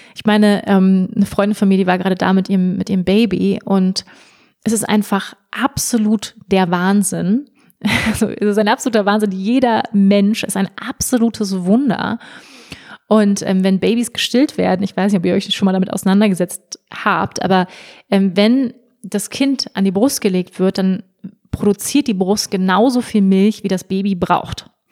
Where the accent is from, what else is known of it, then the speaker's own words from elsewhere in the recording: Germany; moved away as an adult; also born or lived in Bali; now in Bavaria, Germany; wo ich geboren wurde in Deutschland